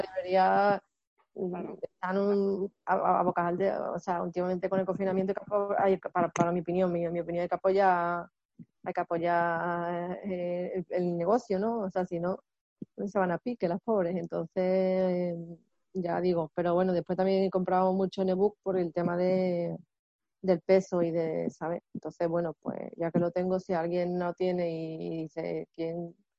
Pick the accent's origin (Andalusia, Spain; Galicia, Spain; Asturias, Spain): Andalusia, Spain; Seville; yo soy de Sevilla